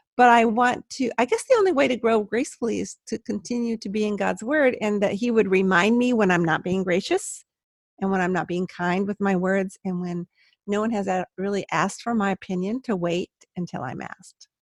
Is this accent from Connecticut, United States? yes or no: no; Palos Verdes, California, United States; I'm a California girl